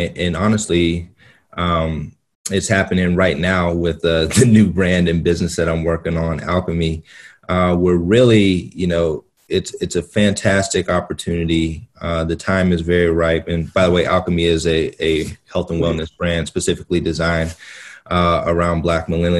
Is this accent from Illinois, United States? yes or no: no; Pittsburgh, Pennsylvania, United States; I'm from Pittsburgh, Pennsylvania, you know, a small Midwestern city.